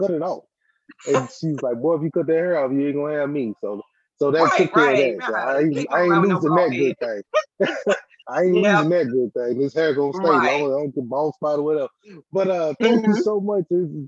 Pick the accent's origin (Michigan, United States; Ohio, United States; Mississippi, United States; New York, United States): Mississippi, United States; No. See, you know I'm from Mississippi. You know, I'm a Mississippi born and bred.